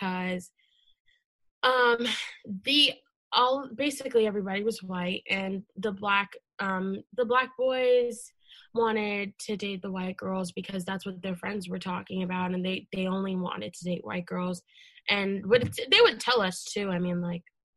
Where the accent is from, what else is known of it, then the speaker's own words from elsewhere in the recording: Leesburg, Virginia, United States; I grew up in Loudoun County in Leesburg